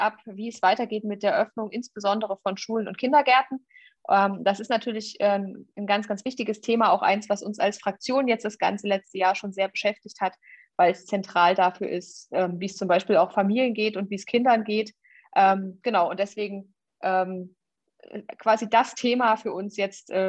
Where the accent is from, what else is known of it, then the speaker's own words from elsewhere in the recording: Jena, Thuringia, Germany; now in Erfurt, Germany; Ich bin äh, in Jena geboren und aufgewachsen und wohne in Erfurt und habe meinen Wahlkreis inzwischen in Suhl.